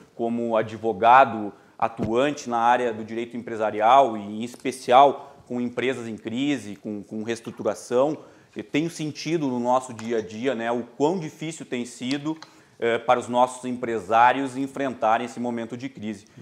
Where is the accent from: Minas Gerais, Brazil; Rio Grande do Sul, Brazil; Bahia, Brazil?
Rio Grande do Sul, Brazil; Cachoeira do Sul; moved away as an adult; now in Porto Alegre, Brazil; eu sou natural de Cachoeira do Sul e imigrei aqui para a capital ah, faz já uma década e já me sinto né, praticamente um porto-alegrense